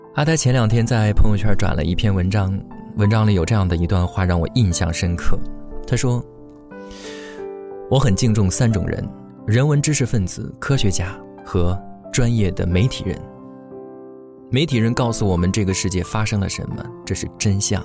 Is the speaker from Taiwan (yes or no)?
no; China; 作为中国人，我们生于斯，长于斯，歌枯于斯